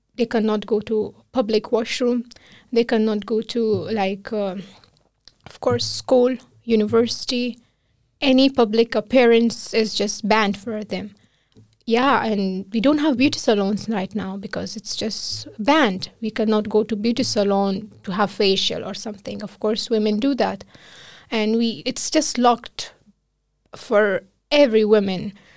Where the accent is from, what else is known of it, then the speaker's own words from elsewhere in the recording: Kabul, Afghanistan; moved away as an adult; now in Iceland; I'm from another city, not from the capital of Afghanistan, which is Kabul, uh, but I grown up in Kabul